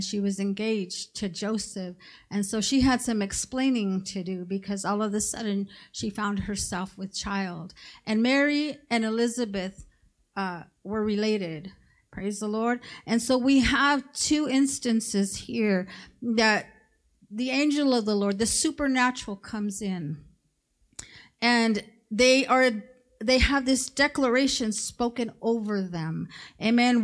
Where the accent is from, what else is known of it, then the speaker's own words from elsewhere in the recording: Mexico; moved away; I come from Mexico